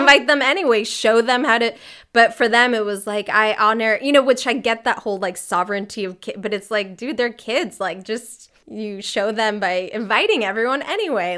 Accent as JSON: {"language": "English", "region": "California", "country": "United States", "tie": "born or raised there", "also_born_or_lived": "Mexico City, Mexico / New York, United States", "moved": "as an adult", "lives_now": "Freiburg, Germany", "said": "I grew up a lot in California"}